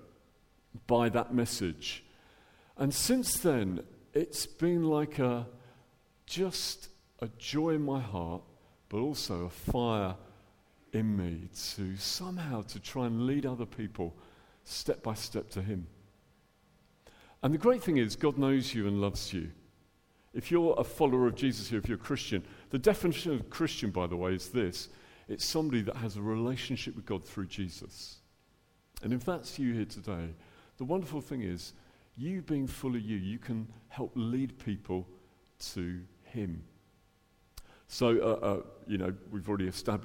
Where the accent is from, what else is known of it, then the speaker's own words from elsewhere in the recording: Dublin, Leinster, Ireland; now in England; Originally, I'm from Dublin, as you can tell from my accent, the top of the morning to you. So born in Ireland and ended up in England